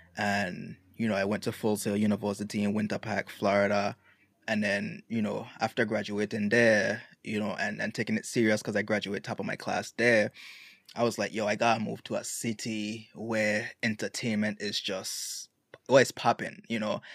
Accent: Road Town, British Virgin Islands; also born or lived in United States; now in Atlanta, United States; I was born here in the States and I spent all my life in Tatola

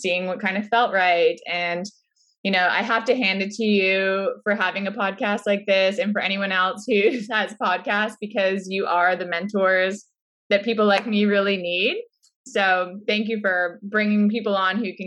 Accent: Orangeville, Ontario, Canada; I grew up in Orangeville

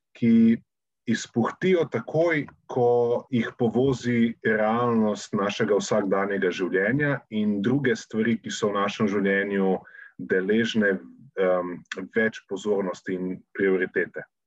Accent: Slovenia

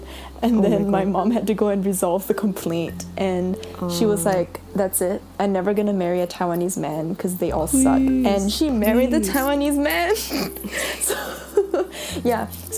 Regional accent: Singapore; born there; I was born in Singapore.

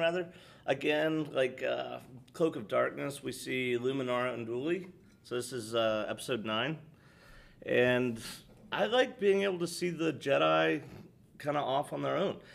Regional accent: United States; also born or lived in Georgia; We're Americans

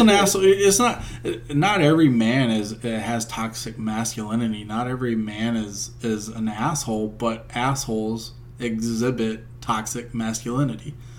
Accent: United States; we're Americans

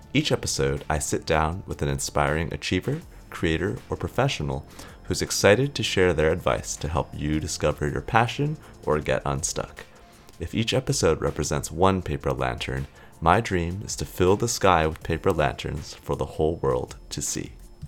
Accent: California, United States; now in Singapore; It sounds like we're both from California, and we're both thinking about, hey, reflecting on our time here in Singapore.

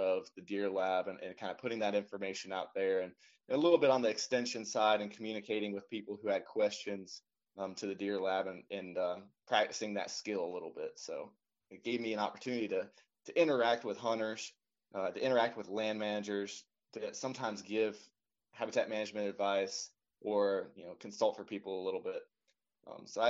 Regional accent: western North Carolina, United States; now in Indiana, United States; I'm originally from North Carolina, and I grew up there on the western side of the state, kind of in the mountains

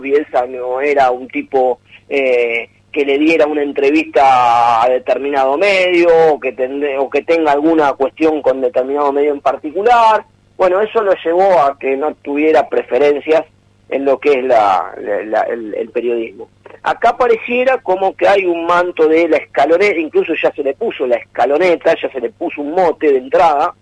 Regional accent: Argentina; uno lo ve por como argentino

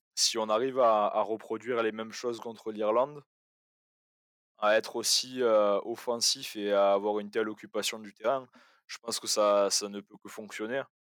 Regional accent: France; en tant que Français

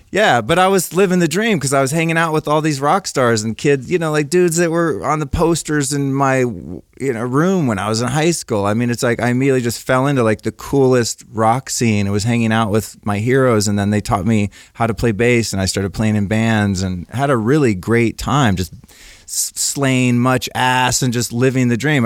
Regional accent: Northern California, United States; I grew up in Northern California in the seventies

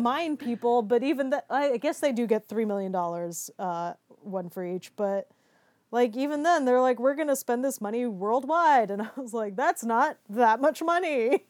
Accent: United States; I'm an American

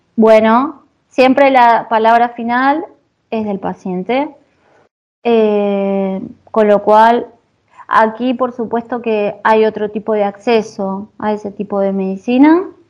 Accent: Argentina; moved away as an adult; now in Italy; yo soy de Argentina

